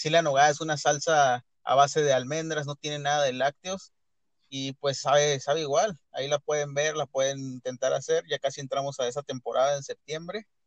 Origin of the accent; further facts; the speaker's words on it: Tijuana, Baja California, Mexico; este, soy de Tijuana, toda mi vida he vivido aquí.